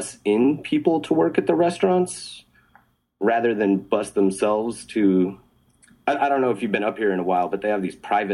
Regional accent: Albuquerque, New Mexico, United States; moved away as an adult; I grew up in Albuquerque from ages 0 to 18

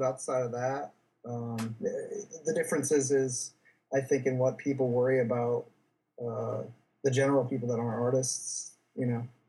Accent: Portland, New York, United States; moved away as an adult; also born or lived in San Francisco, California; now in Los Angeles, United States; I grew up in Portland, New York, the middle of the state near Syracuse. I lived there 25 years.

